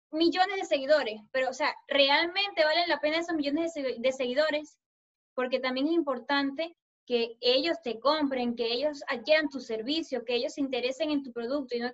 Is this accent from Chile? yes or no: no; Colombia; Este, yo soy una chica colombiana